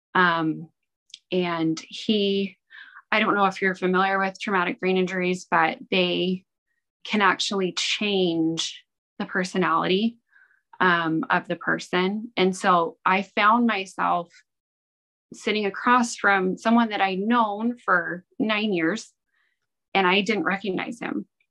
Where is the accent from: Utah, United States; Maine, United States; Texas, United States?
Utah, United States; Ogden; I was born and raised in Ogden, Utah